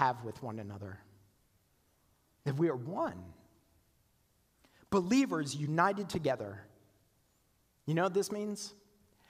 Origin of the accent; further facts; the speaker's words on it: Canada; moved away as an adult; also born or lived in South Carolina; I was from Canada, right? In this little tiny town.